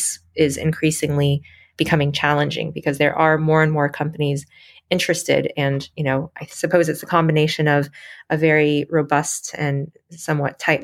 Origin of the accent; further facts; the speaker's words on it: Michigan, United States; I grew up in Michigan